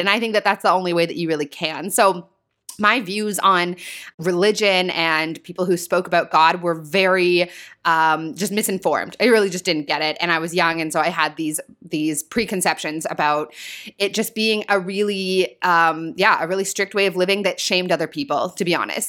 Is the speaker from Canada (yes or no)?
yes; small town an hour north of Toronto, Ontario, Canada; I'm from Toronto, as many of you guys know, and I actually grew up in a small town about an hour north of the city here